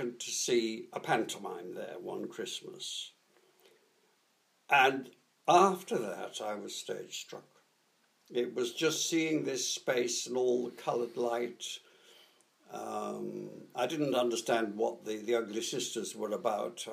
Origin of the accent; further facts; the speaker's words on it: Middlesbrough, North East England, United Kingdom; I was born in Middlesbrough, up in northeast Yorkshire, which, of course, is very heavily industrial